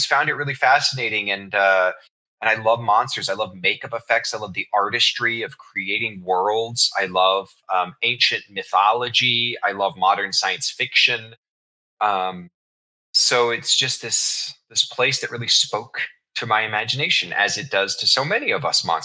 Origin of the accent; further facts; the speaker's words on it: Kansas City, United States; I was raised in Kansas City